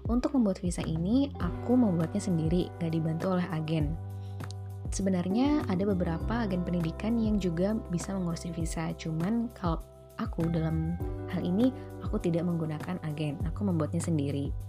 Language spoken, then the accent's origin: Indonesian; Bekasi, West Java, Indonesia; moved away as an adult; now in Glasgow, United Kingdom; Oke, jadi gimana sih perjalanan aku dari Bekasi di Indonesia sampai ke Glasgow di Skotlandia ini?